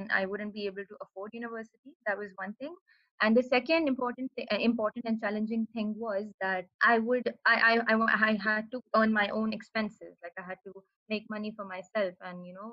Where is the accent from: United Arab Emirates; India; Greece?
United Arab Emirates; I have been born and raised in the UAE and been here all my life